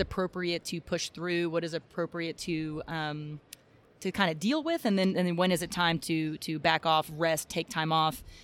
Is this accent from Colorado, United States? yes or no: no; Texas, United States; I'm from Texas, so we have drill team, color guard